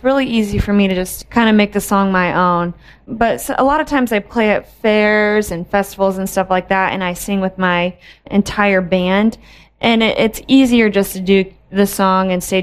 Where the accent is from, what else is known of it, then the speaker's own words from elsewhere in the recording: Ohio, United States; I grew up in Ohio